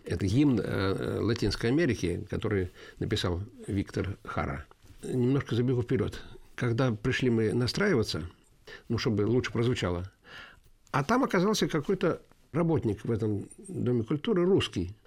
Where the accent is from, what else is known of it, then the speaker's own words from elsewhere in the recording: Yelets, Lipetsk Oblast, Russia; also born or lived in Riga, Latvia; я коренной ельчанин. С года я живу в Ельце. А единственное, родился я в городе Риге